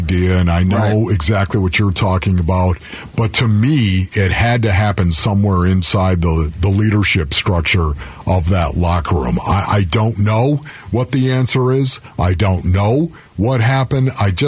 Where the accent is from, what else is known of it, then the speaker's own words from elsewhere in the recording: Orchard Park, New York, United States; moved away; I'm from Orchard Park, New York, born and raised, of course, still have family and friends back there